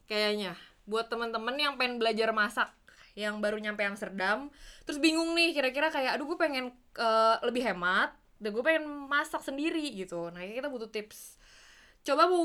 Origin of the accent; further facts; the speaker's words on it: Indonesia; Tapi jujur sejujurnya sih ya gue dari Indonesia emang juga sering masak di rumah